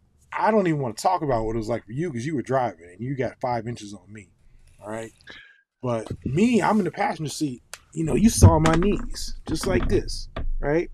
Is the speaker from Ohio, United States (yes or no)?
yes; Ohio, United States; moved away; we grew up in Ohio